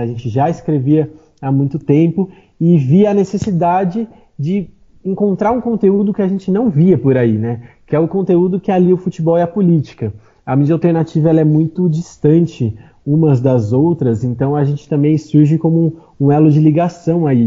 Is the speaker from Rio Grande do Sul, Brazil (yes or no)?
no; Atibaia, São Paulo, Brazil; moved away as an adult; now in São Paulo, Brazil; Eu sou de Atibaia. É uma cidade que fica no interior de São Paulo